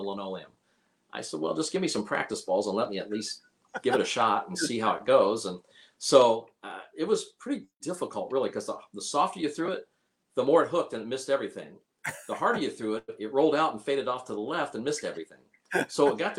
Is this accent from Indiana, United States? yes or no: yes; Indianapolis, Indiana, United States; I was from Indy